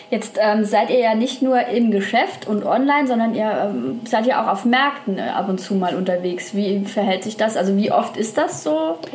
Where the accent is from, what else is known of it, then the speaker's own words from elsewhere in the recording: France; German is a second language; Ich bin Französin, nicht Deutsch.